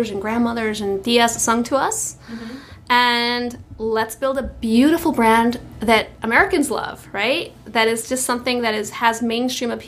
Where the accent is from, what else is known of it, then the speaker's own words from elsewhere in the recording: Venezuela; I'm from Venezuela, and my husband is Colombian.